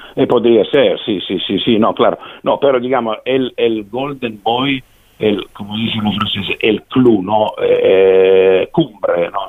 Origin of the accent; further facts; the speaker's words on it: Italy; Spanish is a second language; somos italianos nosotros organizadores